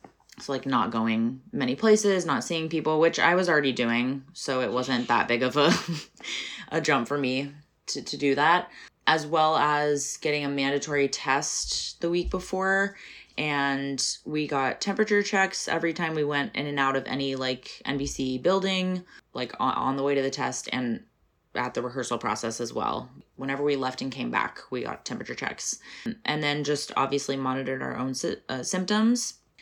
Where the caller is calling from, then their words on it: New York City, New York, United States; Pronouns they, he, and I'm calling from Brooklyn, New York.